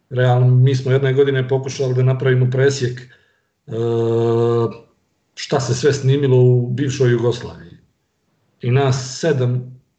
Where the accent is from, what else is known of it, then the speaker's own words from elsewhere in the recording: Montenegro; iako smo generacijski tu, eh, malo je rock'n'roll kasnije u Crnoj Gori